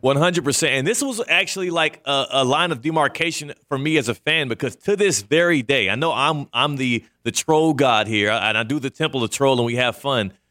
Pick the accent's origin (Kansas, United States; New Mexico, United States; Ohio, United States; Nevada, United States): Kansas, United States; moved away; also born or lived in Stafford, Texas; I was born in Kansas